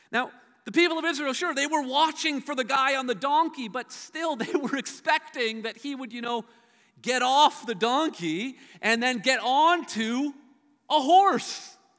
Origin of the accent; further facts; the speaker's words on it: Hamilton, Ontario, Canada; I grew up in Steeltown and Hamilton.